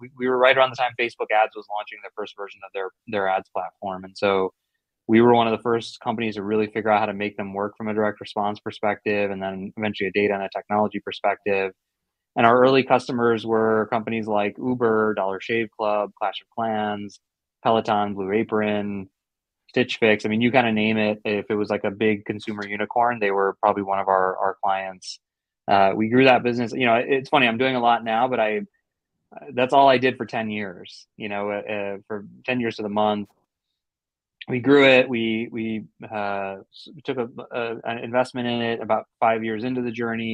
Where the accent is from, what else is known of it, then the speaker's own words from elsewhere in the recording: St. Louis, Missouri, United States; I'm born and raised in St. Louis, immigrant